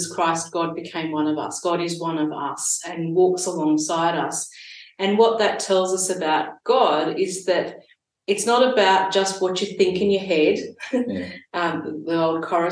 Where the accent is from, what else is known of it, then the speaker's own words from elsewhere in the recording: Sydney, New South Wales, Australia; now in Gippsland, Australia; I grew up in Sydney